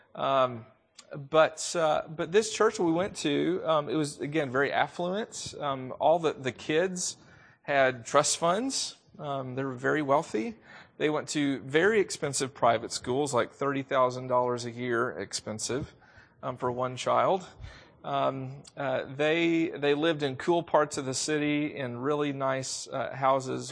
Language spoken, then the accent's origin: English; the South, United States; accent: southern; I am from the South. If you didn't already know that, you probably can hear it in my voice.